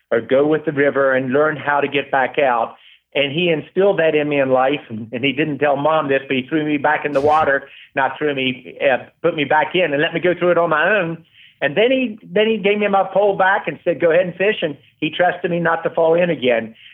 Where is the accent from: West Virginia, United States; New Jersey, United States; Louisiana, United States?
West Virginia, United States; Well, first, I'm very proud of West Virginia. It's a state that I love, really good people.